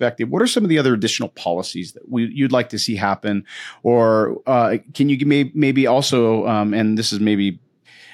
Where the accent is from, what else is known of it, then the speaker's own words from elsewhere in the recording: Eastern Montana, United States; the community where I grew up in Eastern Montana